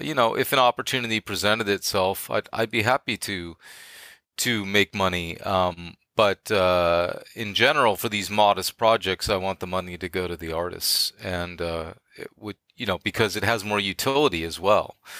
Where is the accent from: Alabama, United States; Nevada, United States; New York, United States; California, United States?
California, United States; Bay Area; moved away as an adult; I'm from the Bay Area